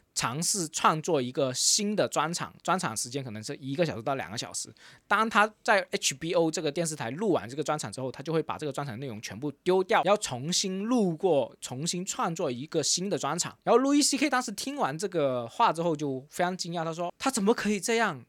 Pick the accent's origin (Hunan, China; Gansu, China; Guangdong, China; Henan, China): Guangdong, China; Robin 跟我都是一个广东人嘛